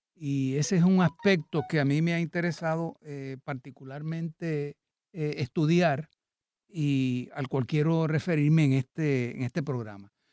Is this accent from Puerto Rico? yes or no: yes; Puerto Rico; Puerto Rico y lo que somos los puertorriqueños